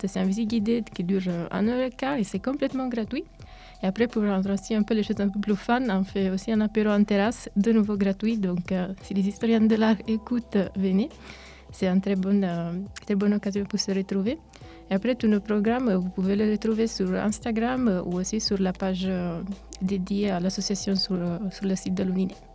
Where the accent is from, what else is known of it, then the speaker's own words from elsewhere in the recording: Italy; French is a second language; moved away as an adult; also born or lived in Romania (ancestry); now in Neuchâtel, Switzerland; Je suis à l'origine roumaine, mais je suis née en Italie et j'ai vécu toute ma vie en Italie